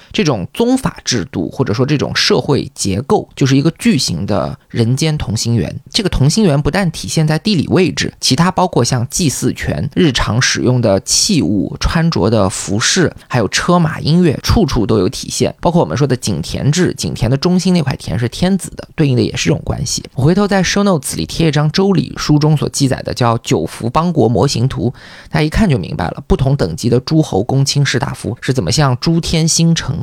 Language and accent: Chinese; China; 我们中国人